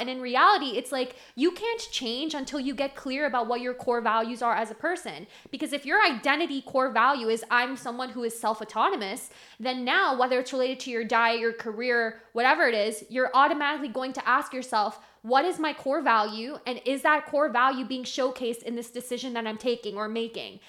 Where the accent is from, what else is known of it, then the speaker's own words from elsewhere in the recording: Miami, Florida, United States; I was born in Miami